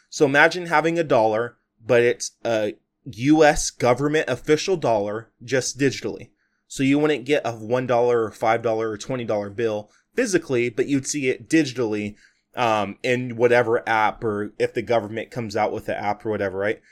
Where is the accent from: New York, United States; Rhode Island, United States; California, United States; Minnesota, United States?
California, United States; I'm born and raised in California, I'm recording this podcast in California